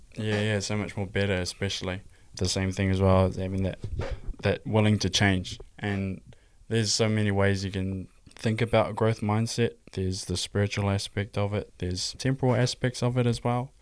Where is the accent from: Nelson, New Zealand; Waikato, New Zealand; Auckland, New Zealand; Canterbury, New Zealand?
Waikato, New Zealand; Hamilton; I'm twenty-three. I'm from Hamilton, New Zealand.